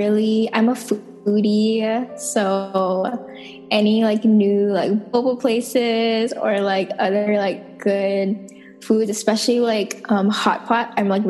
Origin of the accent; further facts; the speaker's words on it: Mililani, Hawaii, United States; I am the youngest of my family. I was born and raised in Mililani. I'm a second generation Filipino.